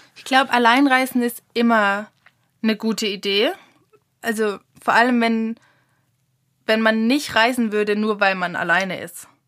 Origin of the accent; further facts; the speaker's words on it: Germany; wir Deutschen sind halt einfach nur mal, glaube ich, ein Volk, die privilegiert sind, viel zu reisen